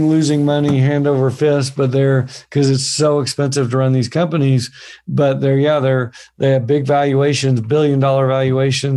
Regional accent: Oklahoma, United States; I'm from Oklahoma, which is kind of farming land

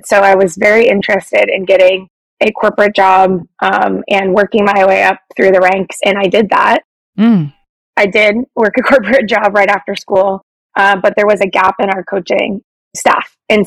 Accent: Toledo, Ohio, United States; I'm from Toledo, Ohio

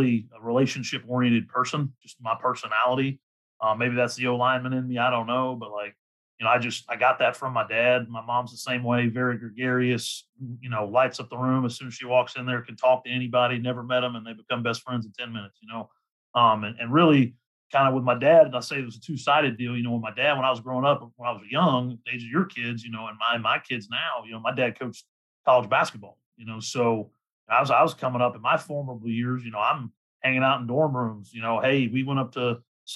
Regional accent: Texas, United States; also born or lived in Massachusetts; I'm from Texas. My wife's from Texas. We're living in Massachusetts

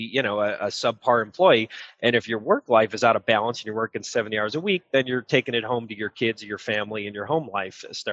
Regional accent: Illinois, United States; also born or lived in Texas / Florida / Arizona; I grew up living in Illinois

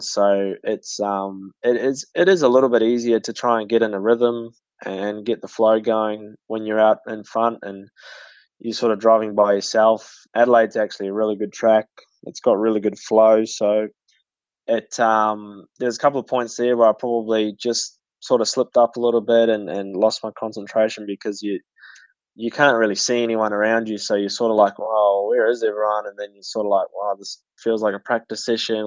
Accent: Pukekohe, Auckland, New Zealand; especially that being my hometown

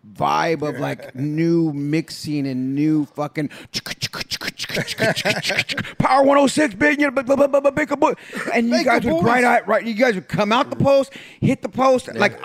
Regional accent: San Jose, California, United States; It's … from the place to be. I'm born and raised in East San Jose.

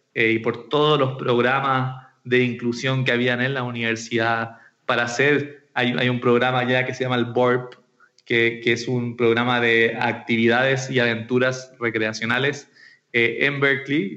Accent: Santiago, Santiago Metropolitan Region, Chile; soy de Santiago de Chile, nacido y criado por estos lados del mundo

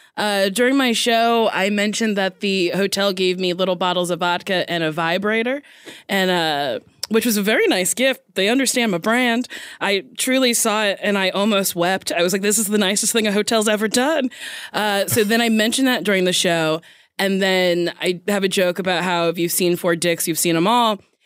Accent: New Jersey, United States; New Jersey.

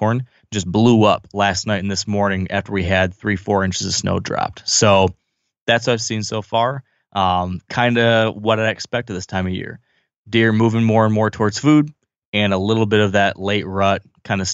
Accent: Michigan, United States; my home state

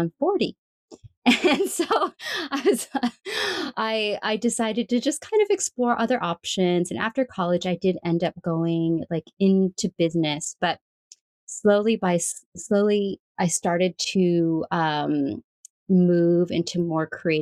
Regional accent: California, United States; I grew up in California

